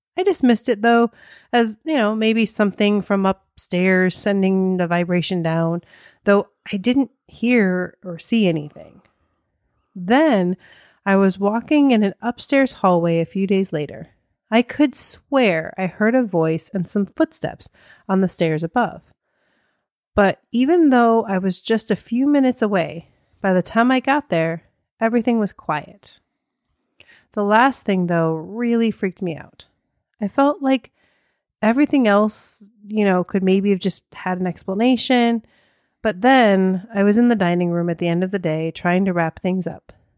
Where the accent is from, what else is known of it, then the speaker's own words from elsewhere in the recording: United States; accent: American; my American accent